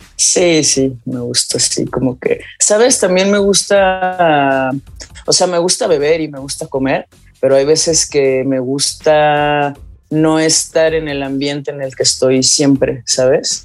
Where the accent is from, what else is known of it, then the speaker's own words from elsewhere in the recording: Guadalajara, Jalisco, Mexico; moved away; amo vivir aquí, yo soy de Guadalajara, pero tengo varios años por acá